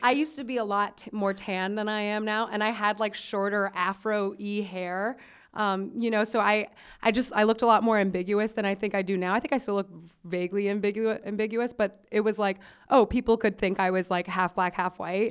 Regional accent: Miami, Florida, United States; I'm from Miami

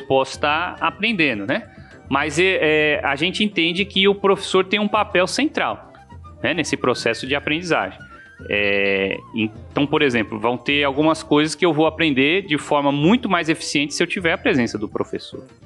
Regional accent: São Paulo, Brazil; now in Mossoró, Brazil; eu sou paulista de nascimento e moçoroense de coração

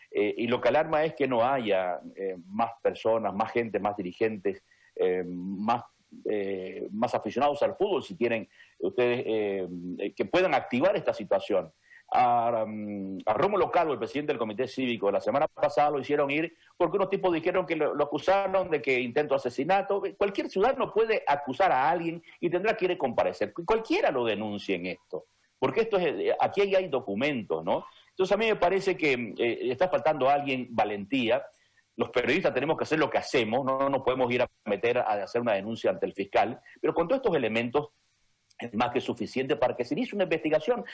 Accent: Camba, Santa Cruz, Bolivia; soy boliviano y soy camba y, quiero mi tierra y canto y bailo taquirari

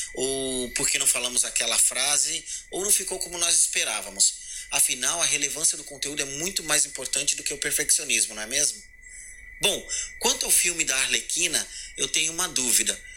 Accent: Praia Grande, São Paulo, Brazil; sou de Praia Grande

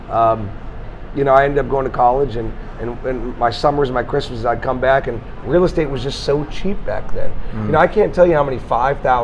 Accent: St. Petersburg, Florida, United States; born and raised in St. Petersburg, born at Bayfront Hospital downtown, went to St. Pete High

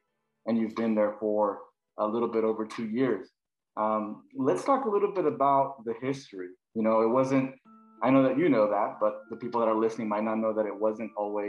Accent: Salinas, California, United States; moved away; Because I'm from Salinas, California. That's where I was born.

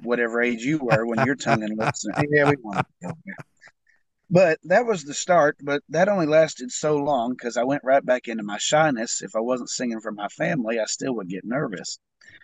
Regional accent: Paducah, Kentucky, United States; I'm from Paducah, Kentucky, and I'm a singer-songwriter

